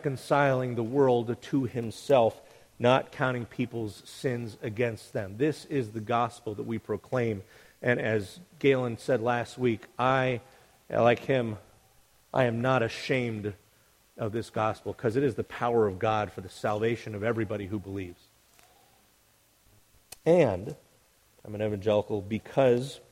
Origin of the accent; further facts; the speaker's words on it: United States; I'm still an evangelical like I'm still an American